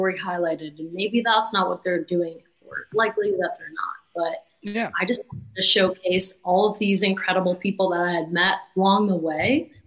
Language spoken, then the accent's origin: English; New Port Richey, Florida, United States; I'm from Newport Richey, which is about 45 minutes of Tampa